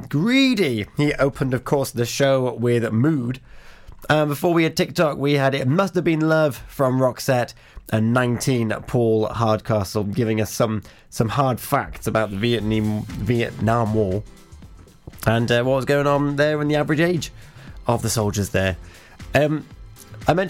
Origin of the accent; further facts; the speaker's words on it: Little Haven, Wales, United Kingdom; I'm from Little Haven.